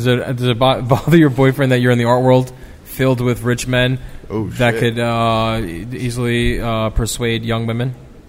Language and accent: English; New York City, New York, United States; I'm from the Bronx, but I like all New York's teams.